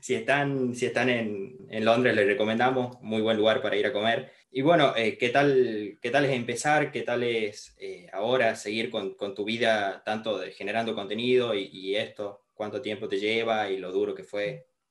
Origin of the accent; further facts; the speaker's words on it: Argentina; fue lo que sentimos todos los argentinos